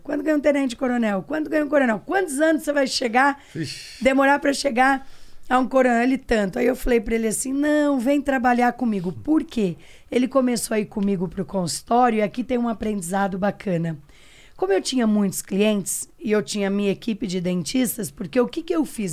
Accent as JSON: {"language": "Portuguese", "town": "Pitangueiras", "region": "São Paulo", "country": "Brazil", "tie": "born or raised there", "said": "sou do interior de São Paulo, uma cidade pequenininha chamada Pitangueiras"}